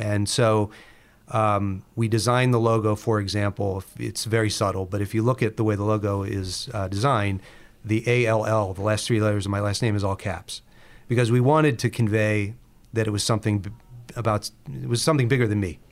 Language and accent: English; Baltimore, Maryland, United States; in Baltimore, where we're from.